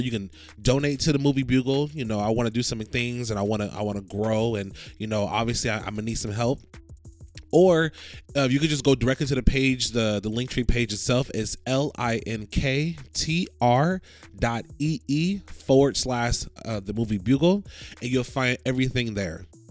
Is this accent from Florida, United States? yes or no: yes; Florida, United States; I'm from Florida